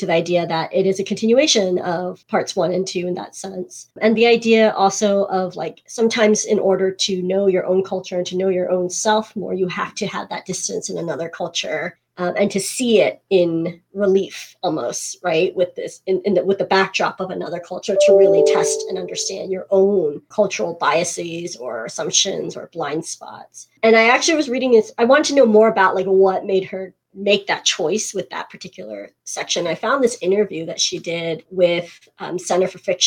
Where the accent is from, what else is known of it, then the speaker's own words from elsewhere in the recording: United States; also born or lived in South Korea; I too have lived abroad in my home country and realized while I was living there how very American I actually am